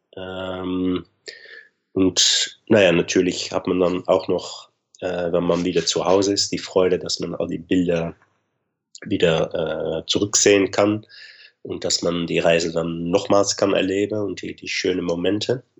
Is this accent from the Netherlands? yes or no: yes; Arnhem, Gelderland, Netherlands; German is a second language; Nimwegen, so nicht weit vom Arnheim, meine Heimat